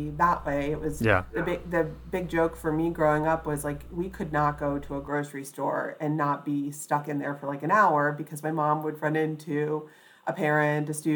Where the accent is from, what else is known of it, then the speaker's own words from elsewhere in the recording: Mount Vernon area of Fairfax County, Virginia, United States; also born or lived in Alexandria, Virginia; I was raised just south of the city boundaries in the Mount Vernon area of Fairfax County